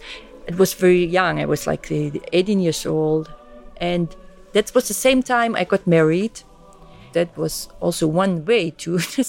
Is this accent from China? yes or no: no; East Germany, Germany; born there; English is a second language; I was born in East Germany. Come from really atheistic home. I'm born 66, so really in the East German, you know, with all the communist ideology.